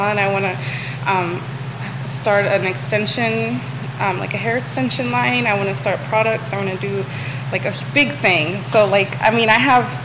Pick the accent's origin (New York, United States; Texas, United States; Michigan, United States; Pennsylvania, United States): New York, United States; Copiague; now in Charlottesville, United States; I was born in Long Island.